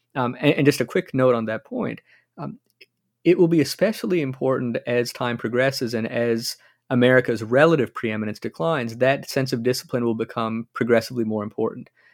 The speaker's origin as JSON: {"language": "English", "country": "United States", "said": "as an American"}